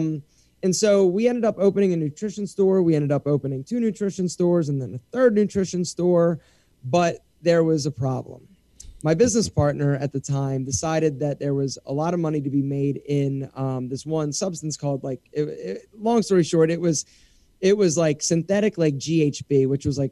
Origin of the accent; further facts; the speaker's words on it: Philadelphia, Pennsylvania, United States; moved away as an adult; also born or lived in Morgantown, West Virginia; now in Atlanta, United States; I'm from Philadelphia, and I knew that I didn't want to go back there.